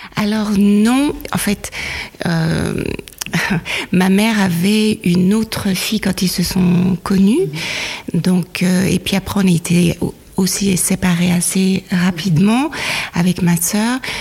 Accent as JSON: {"language": "French", "country": "Switzerland", "tie": "born or raised there", "said": "mon père était suisse et ma mère euh, nigériane. Et je suis née en Suisse"}